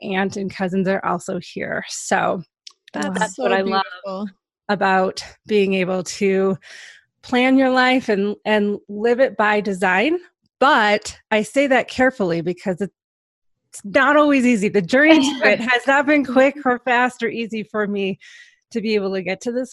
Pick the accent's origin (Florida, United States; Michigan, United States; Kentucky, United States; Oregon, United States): Michigan, United States; I grew up in Michigan. So I've lived in Michigan my whole life